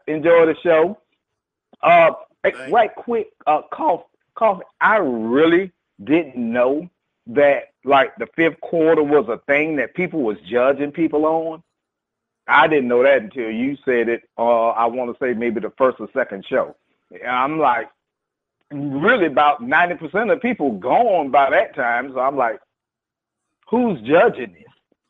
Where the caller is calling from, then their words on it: Jacksonville, Florida, United States; from Jacksonville. How you guys doing?